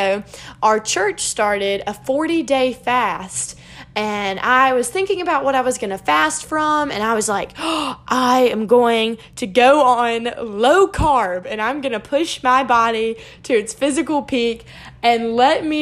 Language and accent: English; South Carolina, United States; I'm from South Carolina